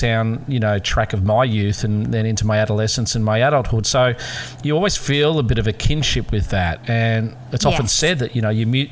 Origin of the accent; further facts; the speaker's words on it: Australia; as an Australian we're very, very proud